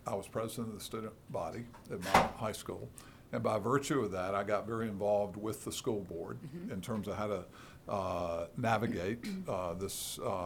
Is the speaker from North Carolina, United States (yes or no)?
yes; Charlotte, North Carolina, United States; I grew up in Charlotte, North Carolina, and did all my schooling there in the public schools